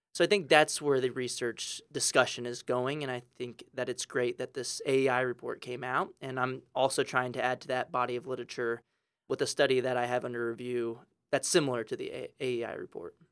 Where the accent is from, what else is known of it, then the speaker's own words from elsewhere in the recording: San Antonio, Texas, United States; I grew up in San Antonio, Texas